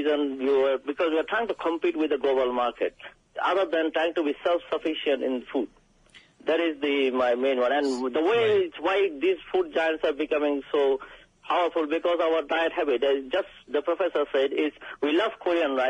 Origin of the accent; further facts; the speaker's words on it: Bangladesh; now in United Kingdom; I am from Bangladesh